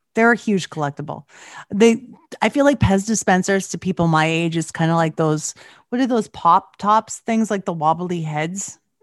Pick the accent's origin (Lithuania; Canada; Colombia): Canada; I'm Canadian